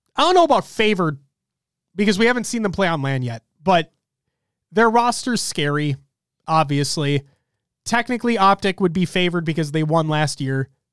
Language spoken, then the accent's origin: English; Minnesota, United States; I hate the cold in Minnesota. I've lived here my entire life